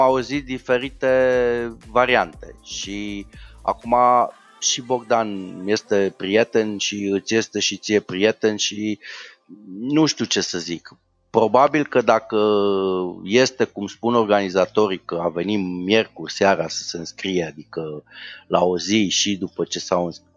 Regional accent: Brașov, Brașov County, Romania; sunt brașovean

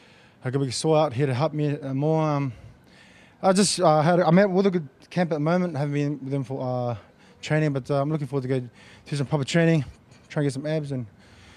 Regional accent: New Zealand; now in Sydney, Australia; I've been here for like 14 years. I started here as a kickboxing fighter. I'm originally from New Zealand, but my family's here. This is my home

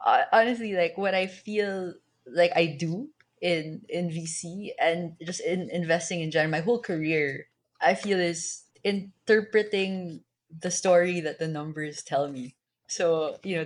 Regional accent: Manila, Metro Manila, Philippines; I was born and raised in Manila

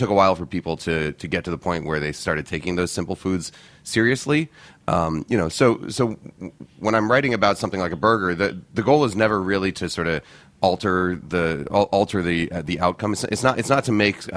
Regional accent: New York, United States; also born or lived in Boston; I grew up in New York. I was born in Boston, but my family moved here to New York when I was about 3 years old. I grew up in Morningside Heights

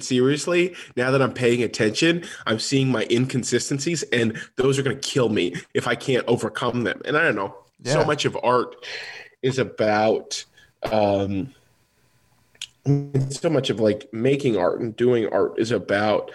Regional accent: Los Angeles, California, United States; I'm from Los Angeles

